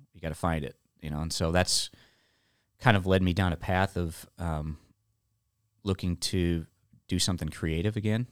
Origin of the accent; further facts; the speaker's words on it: Illinois, United States; moved away as an adult; also born or lived in Nashville, Tennessee / Canada; now in Texas, United States; I moved back home from Nashville, moved back to Illinois in 2010